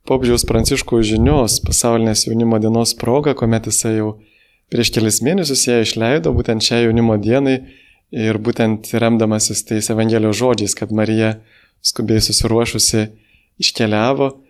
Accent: Lithuania

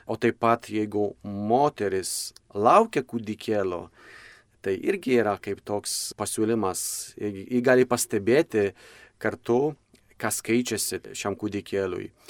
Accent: Poland; moved away as an adult; now in Lithuania; aš pats esu kilęs iš, iš Lenkijos.

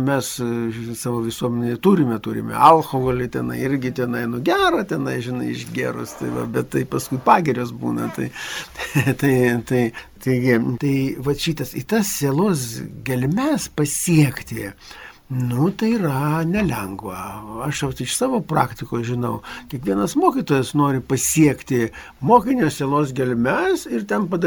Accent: Lithuania; mes lietuviai

